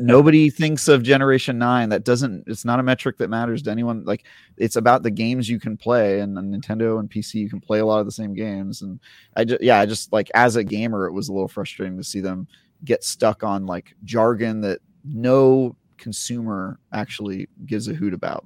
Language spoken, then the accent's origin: English; Oakland, California, United States; I grew up in Oakland in the nineties